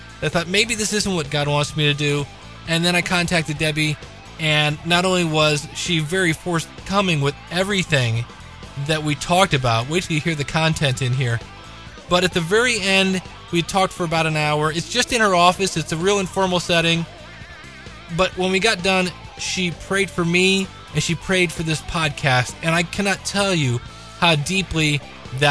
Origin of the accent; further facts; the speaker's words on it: Akron, Ohio, United States; I'm from Akron, Ohio